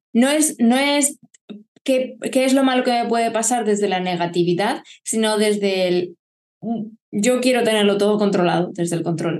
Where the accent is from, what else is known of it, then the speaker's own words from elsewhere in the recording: Lorca, Region of Murcia, Spain; also born or lived in Barcelona / Málaga / Germany; now in Murcia, Spain; nací en Barcelona, y a los cuatro años nos mudamos a Lorca, Murcia, con mis padres